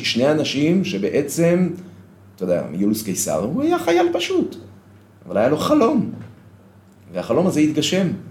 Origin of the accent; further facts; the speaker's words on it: Bnei Brak, Tel Aviv District, Israel; moved away as an adult; now in Modi'in, Israel; אני גדלתי בציבור הדתי, אה, לאומי, בבני ברק של פעם